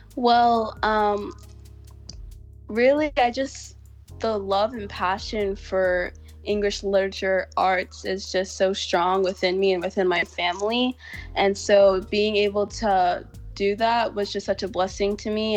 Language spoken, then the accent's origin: English; Houston, Texas, United States; I was born and raised in Houston, Texas.